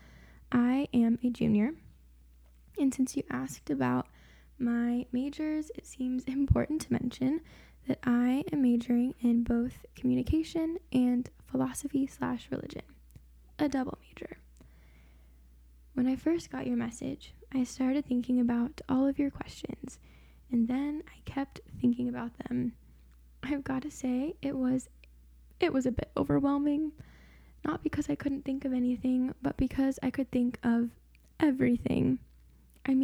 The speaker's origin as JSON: {"language": "English", "town": "Springfield", "region": "Missouri", "country": "United States", "said": "I am from Springfield, Missouri"}